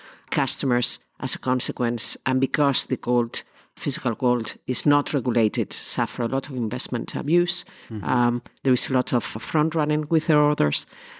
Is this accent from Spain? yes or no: yes; Spain; English is a second language; moved away as an adult; now in London, United Kingdom; I'm originally from Spain. I came to London 25 years ago. I did the usual thing that Spanish people